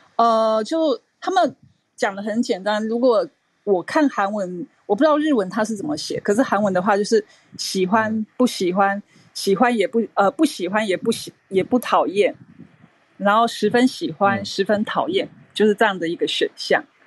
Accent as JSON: {"language": "Chinese", "country": "Taiwan", "said": "我一个台湾人的感觉"}